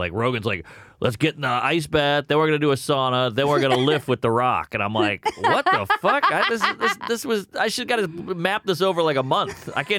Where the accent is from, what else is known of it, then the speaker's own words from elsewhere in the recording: Louisiana, United States; I grew up in Louisiana